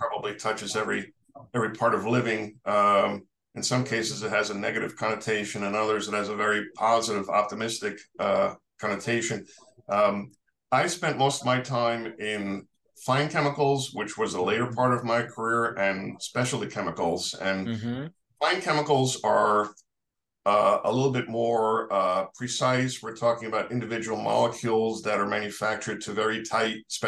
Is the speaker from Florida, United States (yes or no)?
no; New York City, New York, United States; I'm a New Yorker, born and raised